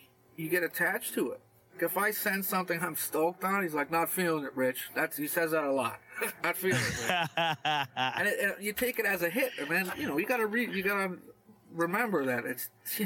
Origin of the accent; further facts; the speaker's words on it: Toronto, Ontario, Canada; Rain and me, we grew up in Etobicoke